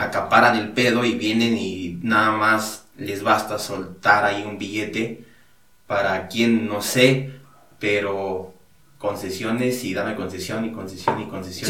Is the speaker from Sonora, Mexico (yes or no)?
no; Hidalgo, Mexico; Allá, igual de donde yo soy, allá eh, me dedico a la agricultura